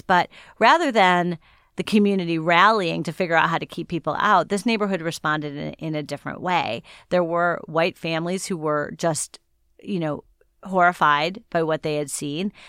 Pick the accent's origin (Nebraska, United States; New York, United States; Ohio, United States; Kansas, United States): Ohio, United States; Shaker Heights; moved away; growing up in Shaker Heights was a special place to be